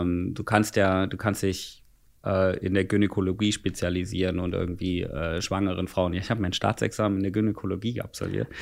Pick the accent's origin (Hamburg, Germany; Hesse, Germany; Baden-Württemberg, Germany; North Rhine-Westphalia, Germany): Hesse, Germany; Bad Wildungen; bei uns in Bad Wildungen